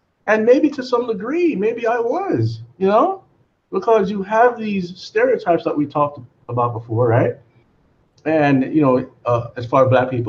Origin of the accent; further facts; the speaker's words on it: Miami, Florida, United States; also born or lived in Jamaica; I was born there, but I came up here pretty young. I think 4 or 5 years old